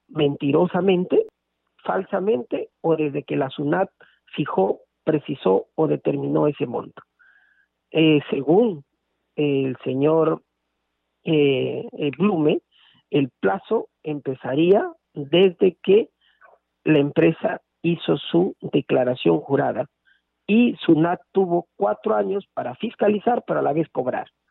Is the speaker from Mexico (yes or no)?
no; Peru; para la justicia fiscal tributaria de nuestro país